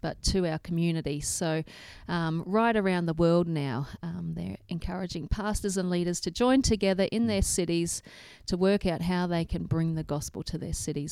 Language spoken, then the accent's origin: English; Toowoomba, Queensland, Australia; growing up in Toowoomba and had no idea because I'd just mm. grown up in church world